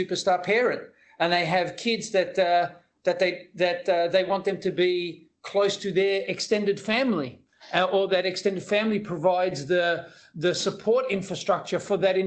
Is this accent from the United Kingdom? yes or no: no; Australia; moved away as an adult; also born or lived in Silicon Valley, United States / Singapore; I'm Australian, so I moved from Australia to many parts of the world, to Silicon Valley